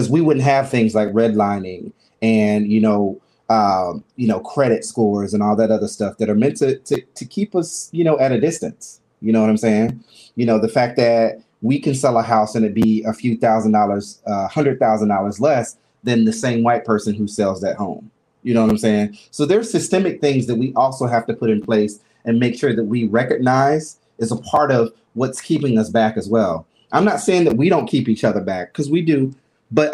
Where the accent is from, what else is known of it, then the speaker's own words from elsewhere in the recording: Albany, Georgia, United States; moved away; being in Albany, Georgia, you know, born and raised in the South